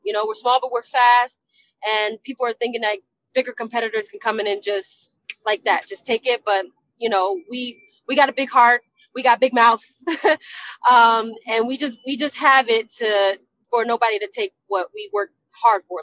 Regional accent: New Jersey, United States; my hometown Jersey girl

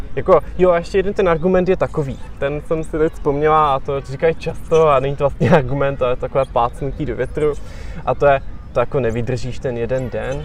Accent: Czechia

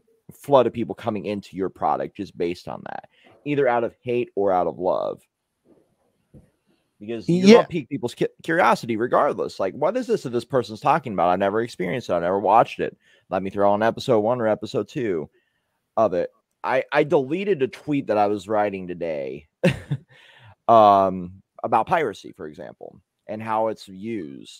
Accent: United States; I'm the American here

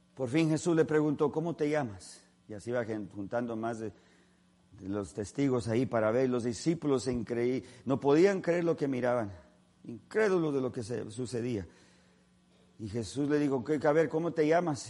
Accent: California, United States; nosotros somos de California

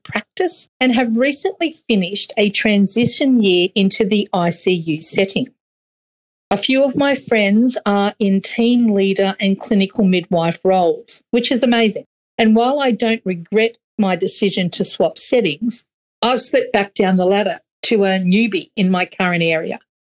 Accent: Queensland, Australia; See, the thing about being a Queenslander, though, we love the cool for about 4.2 days.

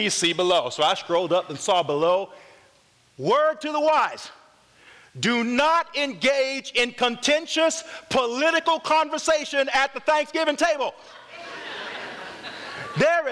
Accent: North Carolina, United States; I'm from North Carolina

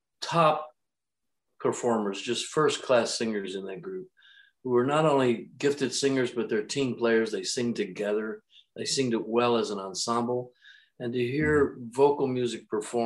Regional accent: Refugio, Texas, United States; born or raised there; moved away

